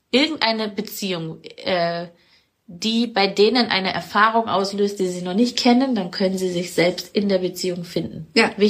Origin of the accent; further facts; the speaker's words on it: Munich, Bavaria, Germany; Wir sind gerade in Landshut, bei mir. Und ich komme aus München. Ich kann nicht sagen, wo ich herkomme. Ich habe immer das Gefühl, ich komme aus der Welt.